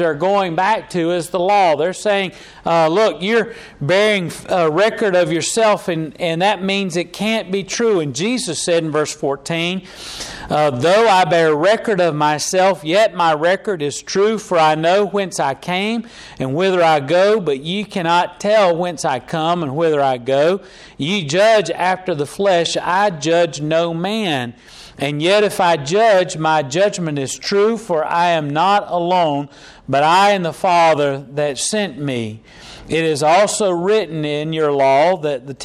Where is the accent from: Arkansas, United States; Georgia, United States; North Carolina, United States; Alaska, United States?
North Carolina, United States; Charlotte; I was born in Charlotte, North Carolina, and my daddy's from Lenore, North Carolina. My mama's from Gastonia, North Carolina.